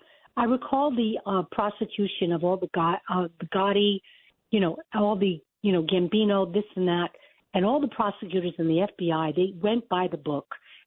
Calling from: Florida, United States; I'm in Broward County. I'm not far from Mar-a-Lago.

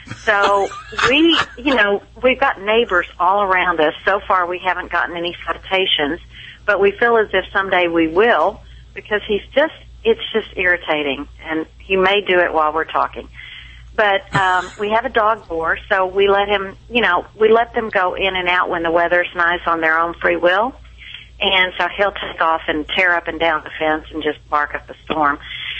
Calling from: Frisco, Texas, United States; Frisco, Texas.

